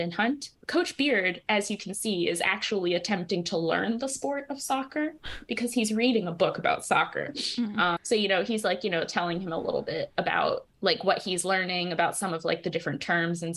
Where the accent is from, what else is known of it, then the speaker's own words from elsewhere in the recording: United States; I'm American